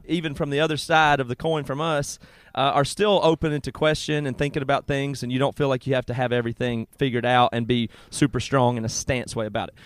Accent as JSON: {"language": "English", "region": "South Carolina", "country": "United States", "tie": "born or raised there", "said": "where I grew up in South Carolina"}